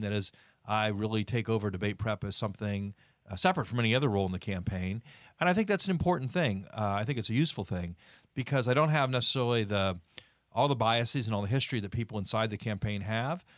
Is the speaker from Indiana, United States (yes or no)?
yes; Indiana, United States; Indiana, my home state